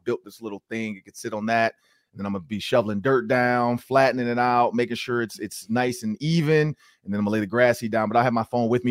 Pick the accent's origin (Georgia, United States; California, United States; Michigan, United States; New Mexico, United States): Michigan, United States; Detroit; I'm from Detroit, and I play for the Ravens